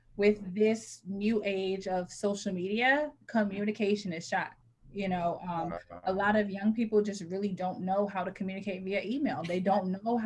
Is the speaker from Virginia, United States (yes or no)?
yes; Richmond, Virginia, United States; moved away as an adult; also born or lived in North Carolina; now in Maryland, United States; I grew up in Richmond, Virginia, in the suburbs of Richmond, Virginia. And here I am now in Maryland